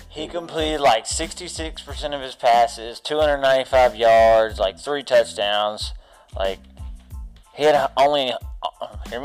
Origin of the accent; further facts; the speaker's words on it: Arkansas, United States; we're from Arkansas